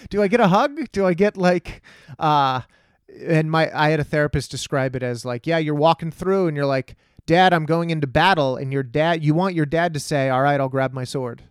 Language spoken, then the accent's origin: English; Texas, United States; growing up in Texas